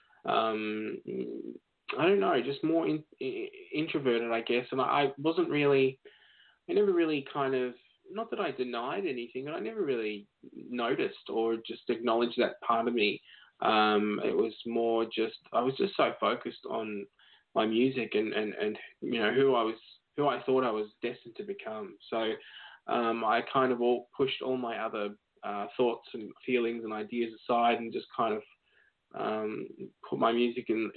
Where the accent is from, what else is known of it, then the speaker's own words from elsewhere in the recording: Melbourne, Victoria, Australia; I grew up in Melbourne, where I am now.